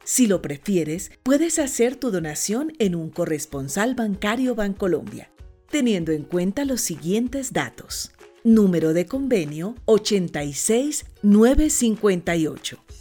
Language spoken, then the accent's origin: Spanish; Colombia; moved away as an adult; now in Spain; somos una familia colombiana